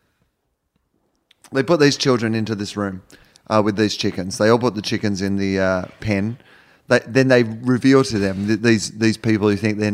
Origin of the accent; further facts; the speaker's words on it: Australia; now in Los Angeles, United States; I'm from Australia